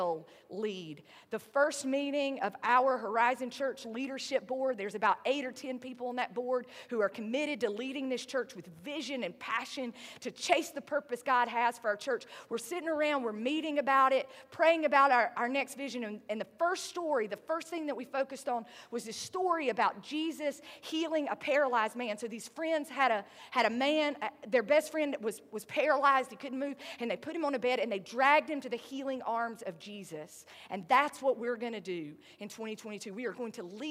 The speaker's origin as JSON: {"language": "English", "region": "the South", "country": "United States", "accent": "southern", "said": "My southern accent"}